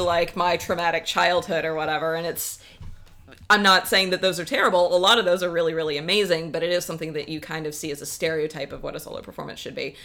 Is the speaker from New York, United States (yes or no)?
no; South Carolina, United States; moved away as an adult; now in Seattle, United States; I grew up in South Carolina